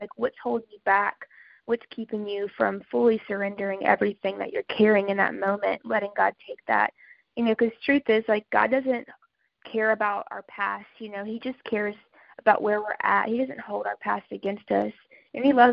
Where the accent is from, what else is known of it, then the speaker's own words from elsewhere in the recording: Louisiana, United States; I'm from Louisiana